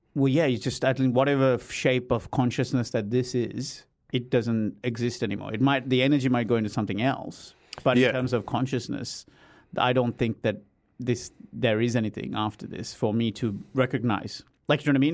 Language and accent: English; Australia; as an Aussie